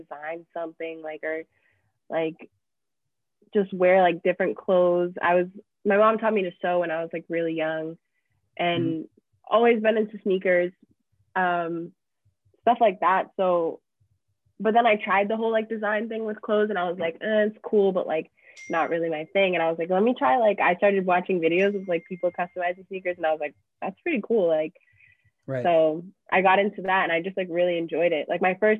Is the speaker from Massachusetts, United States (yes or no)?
yes; Lowell, Massachusetts, United States; moved away as an adult; also born or lived in Billerica, Massachusetts; now in New York City, United States; I grew up in Lowell. I moved there when I was in middle school